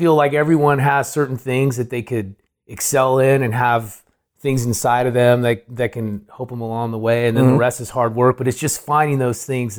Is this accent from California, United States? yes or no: yes; Oakland, California, United States; also born or lived in San Francisco / Moraga; I grew up in Oakland. Okay. I was born in San Francisco, and then right before high school age, we moved to Moraga.